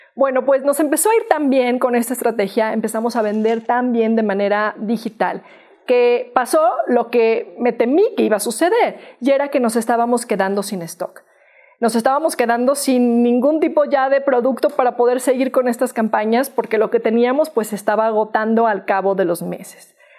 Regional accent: Mexico; soy una mexicana

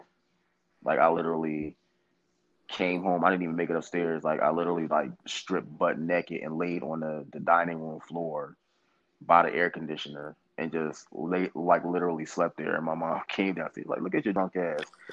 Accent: Philadelphia, Pennsylvania, United States; I'm from Philly

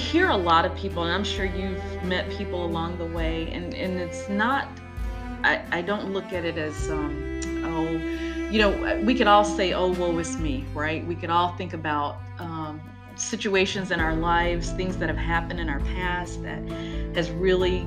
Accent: North Carolina, United States; I grew up in the South, North Carolina, but not Louisiana.

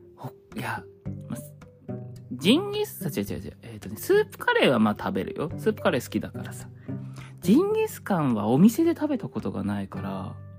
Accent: Hokkaido, Japan; also born or lived in Sapporo; now in Kanto, Japan; 我が地元北海道

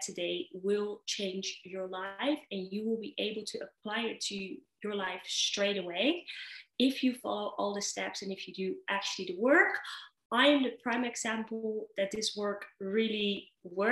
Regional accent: Netherlands; moved away as an adult; also born or lived in Dubai; now in Kuwait; I am originally from the Netherlands

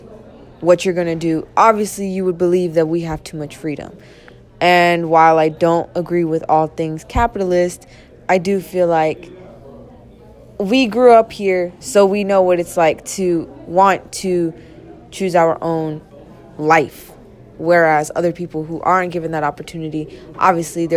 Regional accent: United States; as an American student

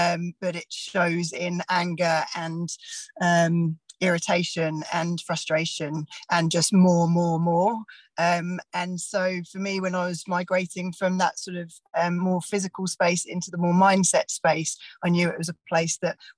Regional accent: England, United Kingdom; moved away as an adult; also born or lived in Australia; now in Bay of Plenty, New Zealand; I'm from England originally, moved over to New Zealand around 9 years ago

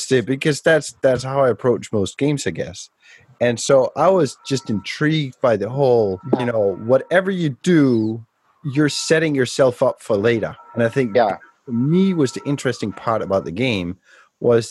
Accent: Denmark; I'm from Denmark.

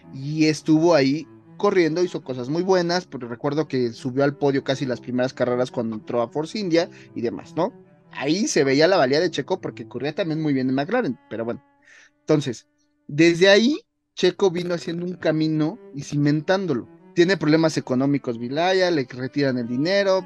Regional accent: Mexico; nosotros como mexicanos

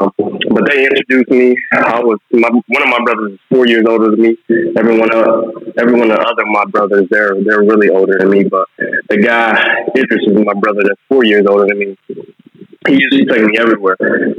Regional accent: Chicago, Illinois, United States; moved away; also born or lived in Florida; the area I grew up in. I'm from the Chicago area.

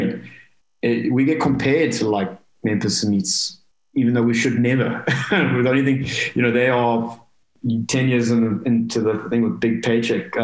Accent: South Africa; I'm as English as they come, but South African

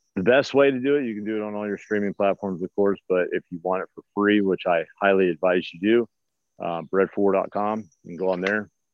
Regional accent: Los Angeles, California, United States; moved away as an adult; now in Missouri, United States; I grew up in the East Los Angeles till my 20s, so it's all concrete and spray paint and stuff like

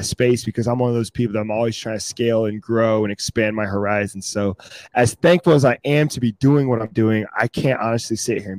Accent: Fayetteville, North Carolina, United States; No, I'm originally from Fayetteville, North Carolina, which is my dad was based in Fort Bragg. So that's why I was born there.

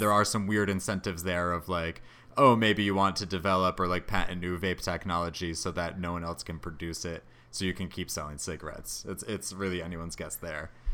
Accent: Connecticut, United States; Hartford, Connecticut, which is my home state.

